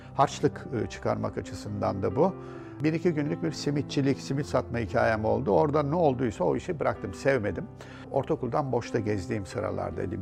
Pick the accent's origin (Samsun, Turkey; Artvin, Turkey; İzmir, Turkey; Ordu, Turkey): Ordu, Turkey; moved away as an adult; also born or lived in Istanbul; Rahmetli dedemin e, büyük diyebileceğim evinde doğdum